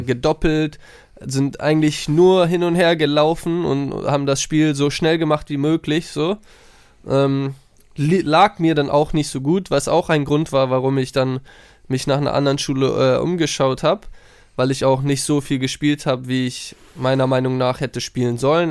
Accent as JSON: {"language": "German", "region": "Hamburg", "country": "Germany", "tie": "born or raised there", "moved": "as an adult", "said": "nah an Hamburg, nah an meiner Heimat"}